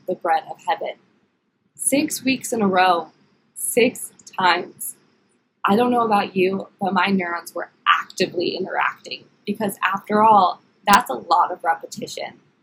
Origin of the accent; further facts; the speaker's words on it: Philadelphia, Pennsylvania, United States; moved away; I am originally from the Philadelphia area.